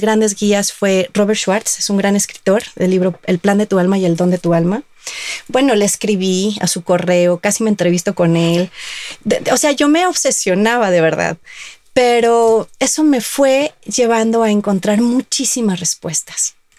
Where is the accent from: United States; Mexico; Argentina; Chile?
Mexico; Guadalajara, Jalisco; yo soy de Guadalajara